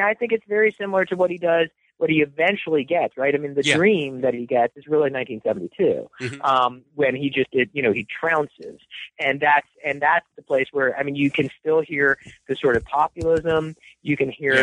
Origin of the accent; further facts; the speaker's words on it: Washington, District of Columbia, United States; moved away as an adult; also born or lived in Rochester; I was born in the Washington, D.C. area. Uh, uh, in 1966. I um, it was an easy place for me to get engaged in politics, which I did at a pretty young age, becoming a, a young political activist in that area